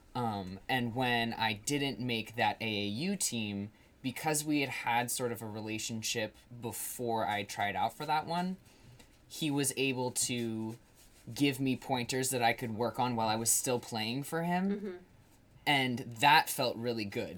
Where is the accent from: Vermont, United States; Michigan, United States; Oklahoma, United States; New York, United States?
Vermont, United States; Colchester; I went to uh, a school in northern Vermont in Chittenden County